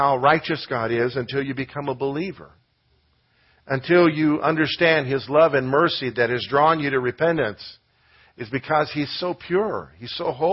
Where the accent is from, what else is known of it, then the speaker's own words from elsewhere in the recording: United States; being an American